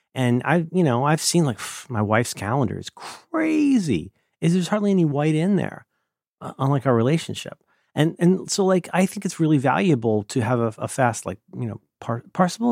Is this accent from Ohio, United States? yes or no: yes; Ohio, United States; first language English; I'm from Ohio. where we always enter apologizing